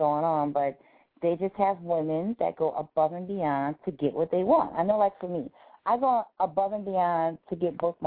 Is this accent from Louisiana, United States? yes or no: yes; New Orleans, Louisiana, United States; I'm really from New Orleans, which is like the city of great mom and pop shops